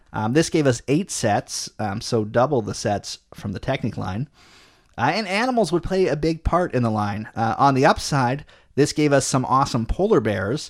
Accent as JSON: {"language": "English", "country": "Canada", "said": "as a Canadian"}